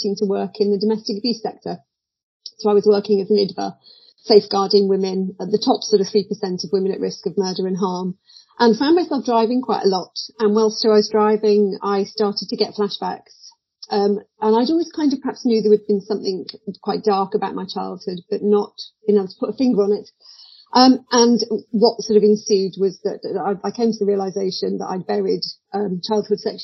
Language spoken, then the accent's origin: English; Midlands, United Kingdom; So I was brought up in the Midlands, a child of the 70s